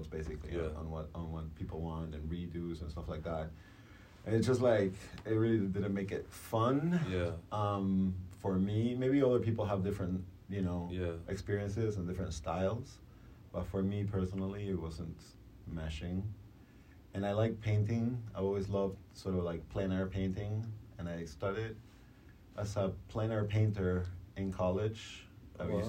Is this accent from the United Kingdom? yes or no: no; Uruguay; now in United States; I'm originally from Uruguay, you know, and I've been here in the States for about, 25 years now